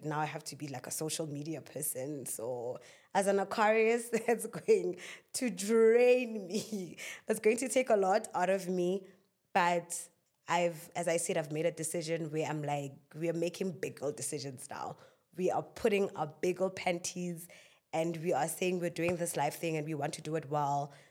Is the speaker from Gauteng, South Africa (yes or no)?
no; Klerksdorp, North West, South Africa; I am from Northwest in Clarksdorp, in a little township called Kuma.